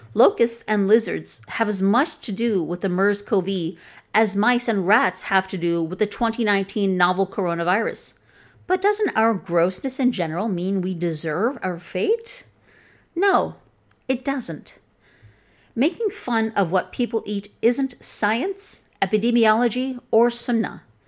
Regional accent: Chicago, Illinois, United States; accent: Chicagoan, Midwestern; first language English; My accent is from Chicago.

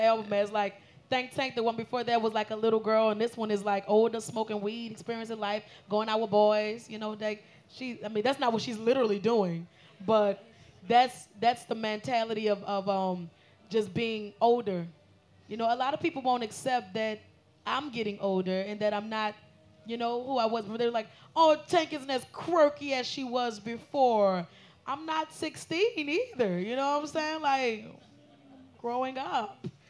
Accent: New Orleans, Louisiana, United States; Because I'm from New Orleans.

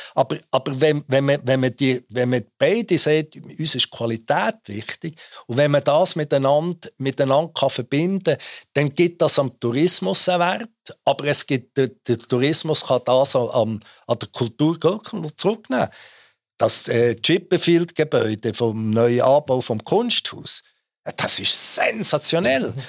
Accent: Switzerland; ich natürlich als, als äh, Schweizer

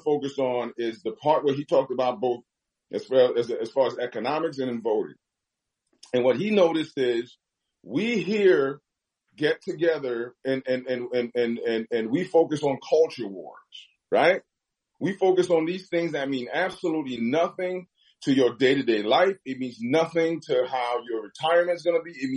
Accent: New York, United States; now in Los Angeles, United States; I grew up in New York.

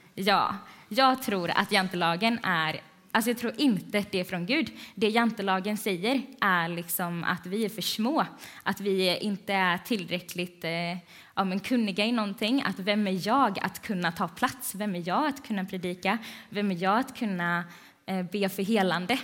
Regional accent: Vänga, Sweden; Jag är från Vänga.

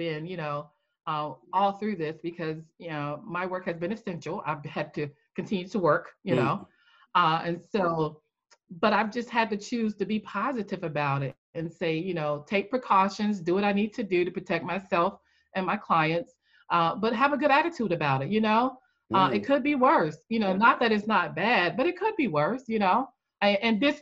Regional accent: North Carolina, United States; also born or lived in Maryland, D.C. area; now in Maryland/Washington D.C. area, United States; I'm originally from North Carolina. I'm in the Maryland, D.C. area

